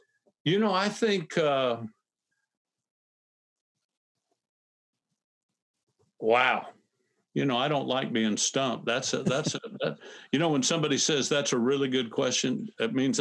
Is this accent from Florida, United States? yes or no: yes; Fort Myers, Florida, United States; I went back to my hometown to pastor, my hometown, Fort Myers, Florida.